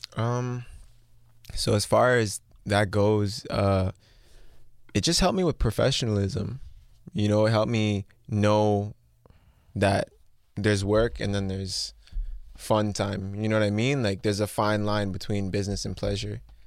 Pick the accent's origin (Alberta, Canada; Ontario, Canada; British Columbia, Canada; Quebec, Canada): Ontario, Canada; Mississauga; Born and raised. I was born in, uh, Trillium Hospital in Mississauga